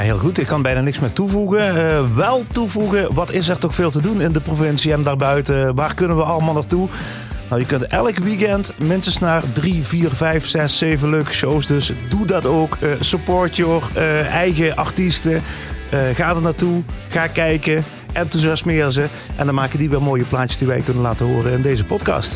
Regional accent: Echt, Limburg, Netherlands; Nou kom ik uit Echt

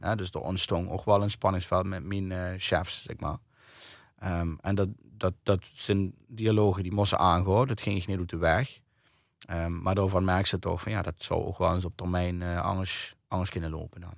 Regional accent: Kerkrade/Heerlen area, Limburg, Netherlands; also born or lived in Nijmegen; now in Ubachsberg, Netherlands; ik woon in Kenberg. Ik ben eigenlijk van Kerkhoorn.

